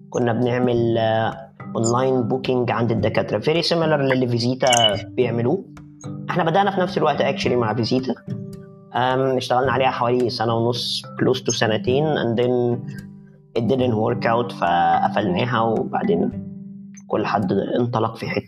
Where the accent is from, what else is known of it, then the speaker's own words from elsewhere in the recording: Egypt; احنا ما عندناش للاسف في مصر شركات انترنت عملاقه